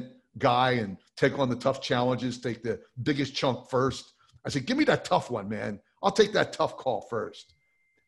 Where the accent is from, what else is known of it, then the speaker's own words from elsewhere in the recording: New Jersey, United States; I grew up in New Jersey